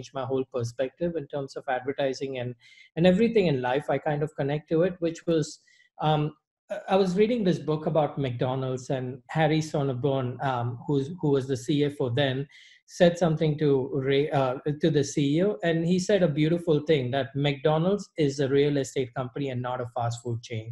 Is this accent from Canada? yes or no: no; Mumbai, Maharashtra, India; moved away as an adult; also born or lived in Middle East / Dubai / Singapore / Savannah; I'm originally from Bombay, India. I was born and raised there.